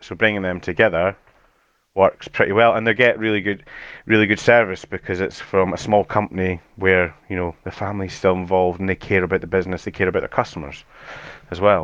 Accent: Edinburgh, Scotland, United Kingdom; accent: Scottish; so I'm from Edinburgh in Scotland, so we we don't have too it's not too much of a strong Scottish accent

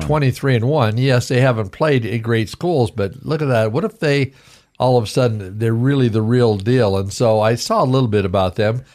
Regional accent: Vancouver, Washington, United States; moved away; I was from Vancouver, Washington

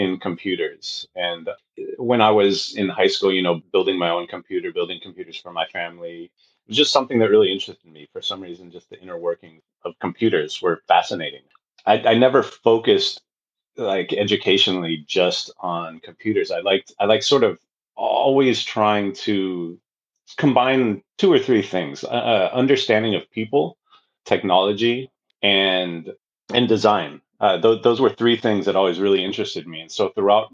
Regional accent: Bay Area, California, United States; also born or lived in San Diego; I came back up to the Bay Area. I'm from the Bay Area

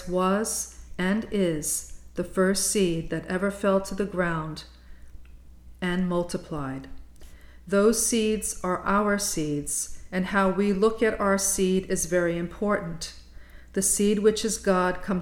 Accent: Bayonne, New Jersey, United States; kneeling at St. Andrew's Church in my hometown of Bayonne

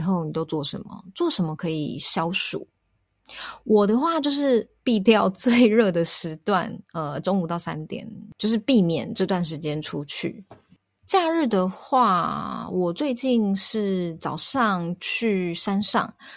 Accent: Taipei, Taiwan; 我是台北人

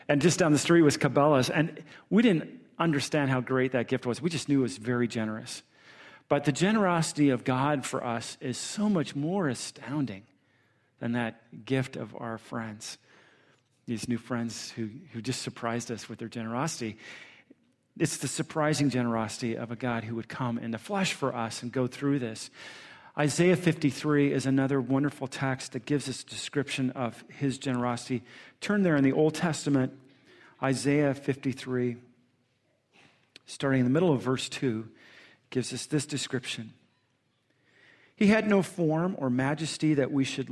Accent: Southern California, United States; moved away as an adult; also born or lived in San Diego / Michigan; we're from Southern California.

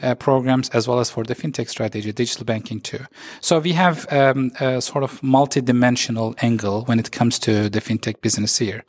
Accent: Turkey; also born or lived in Istanbul; I'm, uh, based in Istanbul. I'm from Turkey.

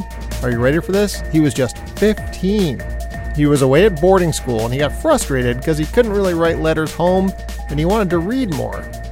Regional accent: New York, United States; I'm from New York

